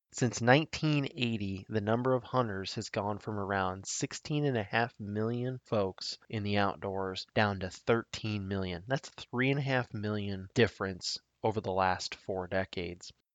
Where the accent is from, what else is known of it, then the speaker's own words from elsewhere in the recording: Nebraska, United States; my home state of Nebraska